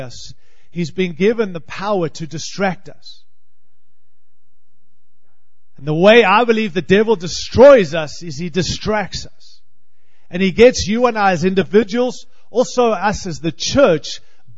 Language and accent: English; Australia; moved away as an adult; also born or lived in Africa; now in Denver, United States; I was born in Africa, raised in Australia, and I am living in this great land